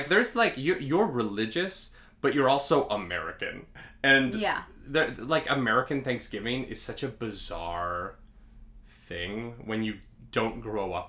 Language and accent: English; Calgary, Alberta, Canada; moved away as an adult; now in New York, United States; I grew up, where we grew up in Calgary, Alberta, Canada